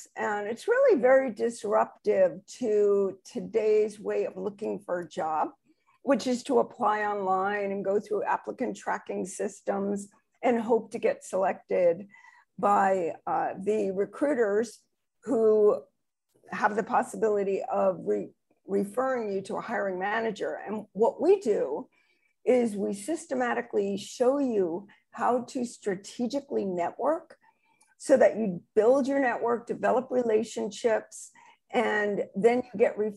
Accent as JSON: {"language": "English", "region": "New Jersey", "country": "United States", "moved": "yes", "lives_now": "California, United States", "said": "originally I'm from New Jersey"}